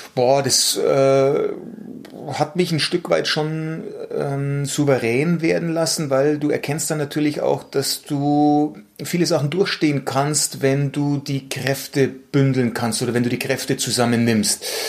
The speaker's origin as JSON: {"language": "German", "town": "Munich", "region": "Bavaria", "country": "Germany", "tie": "born or raised there", "said": "geboren in München"}